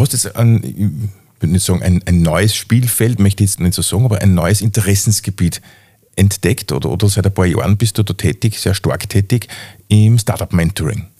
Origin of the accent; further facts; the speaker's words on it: Upper Austria, Austria; bei uns in Oberösterreich